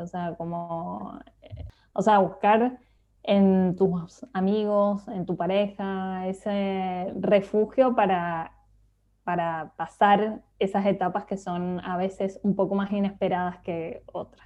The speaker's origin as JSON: {"language": "Spanish", "region": "Mendoza", "country": "Argentina", "tie": "born or raised there", "moved": "as an adult", "lives_now": "Barcelona, Spain", "said": "me crié en Mendoza"}